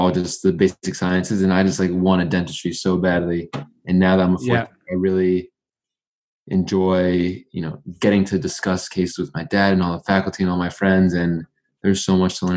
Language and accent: English; New York City, New York, United States; also born or lived in St. Louis, Missouri; now in Stony Brook, United States; So I was born in New York City. I went to high school in Brooklyn